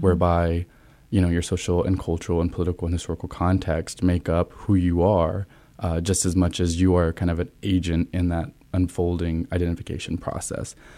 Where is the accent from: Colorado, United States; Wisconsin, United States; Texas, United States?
Texas, United States; Olton; moved away as an adult; now in Columbus, United States; I am originally from Texas